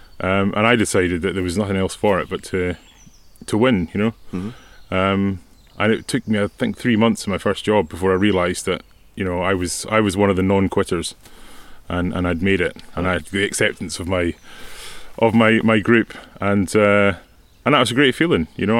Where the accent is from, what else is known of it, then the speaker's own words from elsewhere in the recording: Norway; English is a second language; It really reminds me of growing up in Norway.